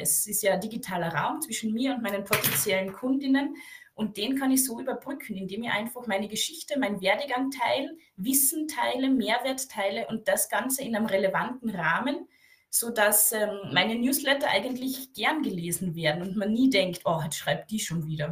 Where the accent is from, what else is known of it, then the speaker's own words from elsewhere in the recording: Carinthia, Austria; ich bin aus dem Süden Österreichs